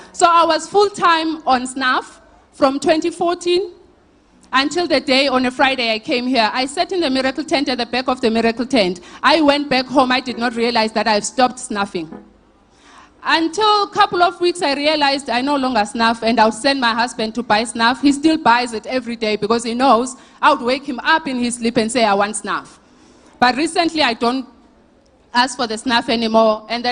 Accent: Lusikisiki, Eastern Cape, South Africa; now in Boksburg, South Africa; Originally, I'm from the Eastern Cape, Lusikisiki

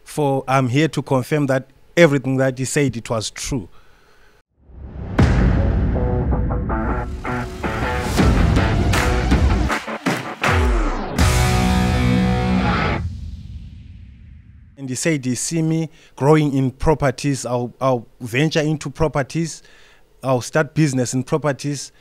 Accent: Gwanda, Matabeleland South, Zimbabwe; I'm from Zimbabwe. In a small town called Gwanda.

